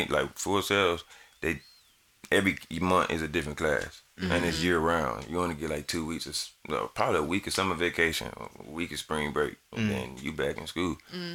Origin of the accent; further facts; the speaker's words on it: the South, United States; I'm from the South. I like 808s. I like deep bass.